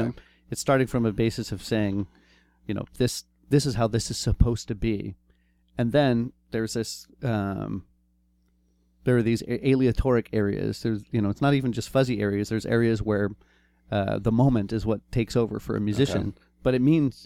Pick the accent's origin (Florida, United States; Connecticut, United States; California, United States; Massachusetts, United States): California, United States; Eureka; we're bums from Eureka